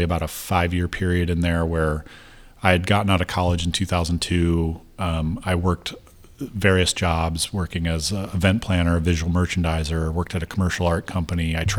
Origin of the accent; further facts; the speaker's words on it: Chicago, Illinois, United States; also born or lived in Cleveland; I grew up in the Chicago area